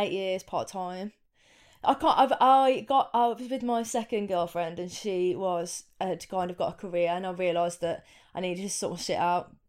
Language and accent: English; Coven, West Midlands, United Kingdom; also born or lived in Wolverhampton; I grew up in, Br-, in Coven, which is a little village just on the outskirts of Wolverhampton